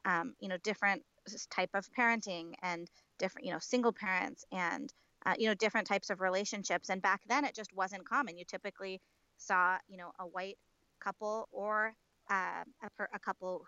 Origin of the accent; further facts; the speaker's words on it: Portland, Oregon, United States; also born or lived in Kolkata, India; I was born in Calcutta, India, in March of 1980, and I was adopted 3 months later and grew up in Portland, Oregon.